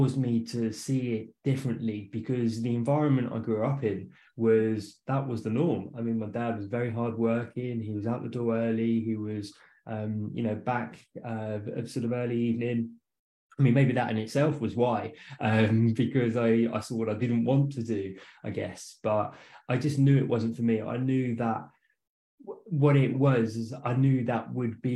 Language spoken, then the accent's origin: English; west of London, South East England, United Kingdom; moved away; I'm from England. So I was born and raised not too far from London. So about 45, 50 minutes just west of London